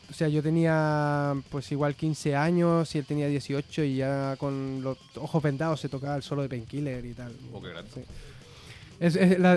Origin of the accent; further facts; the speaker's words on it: Chile; moved away as an adult; also born or lived in Italy / Miami, United States; yo nací en Chile y con ocho años me fui a vivir a Italia.